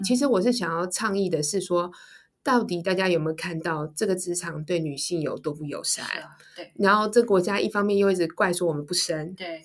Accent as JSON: {"language": "Chinese", "country": "Taiwan", "said": "我是身为台湾人"}